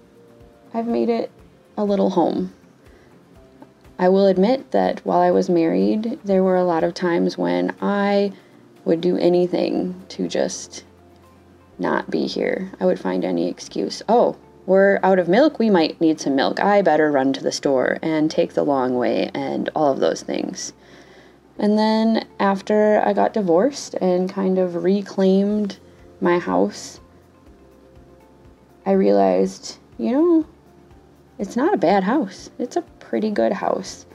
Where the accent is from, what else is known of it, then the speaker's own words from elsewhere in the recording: Wisconsin, United States; accent: Wisconsin; I'm from Wisconsin. I have grown up here my entire life. And most recently, I was informed that I have an amazing Wisconsin accent